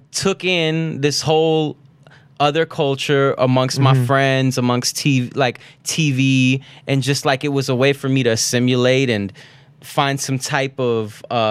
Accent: Florida, United States; now in New York, United States; It's, you know, I grew up in Florida.

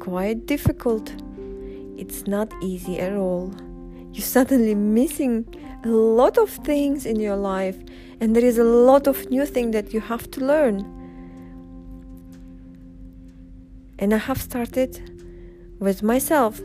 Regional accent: Uzbekistan; first language Russian; English is a second language; moved away as an adult; now in Dubai, United Arab Emirates; I grew up in Uzbekistan. I've been living there up until age 20 before I moved to UAE

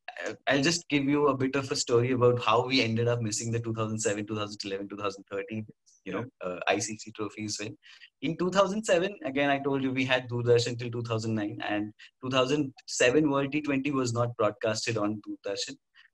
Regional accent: Kolkata, West Bengal, India; English is a second language; moved away; I was back in Kolkata, you know, my hometown there.

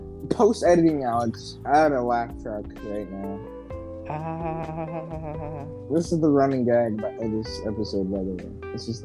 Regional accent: Ireland; I'm the guy from Ireland.

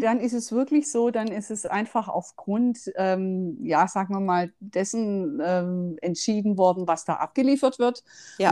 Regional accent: Stuttgart, Baden-Württemberg, Germany; accent: Swabian; Ade sagt man eigentlich als Schwabe

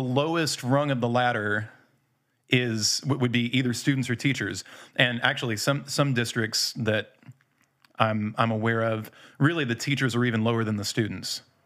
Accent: United States; moved away; also born or lived in Indiana / Louisville, Kentucky; I'm from Indiana. Not quite Indiana, mostly Louisville

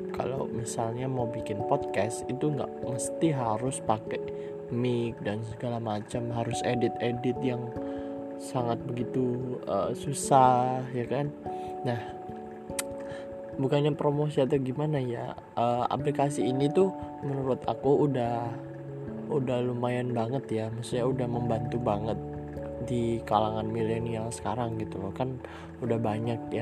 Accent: Bekasi, West Java, Indonesia; Aku lahir di mana? Lahirnya di Bekasi tanggal 23 November 2004.

